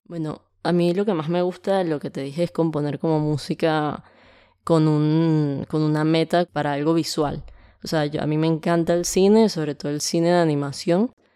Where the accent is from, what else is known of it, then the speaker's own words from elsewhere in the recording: Caracas, Capital District, Venezuela; moved away as an adult; now in Argentina; vengo de Venezuela, nací en Venezuela y pasé toda mi vida ahí. En Venezuela vivía en Caracas, que es la capital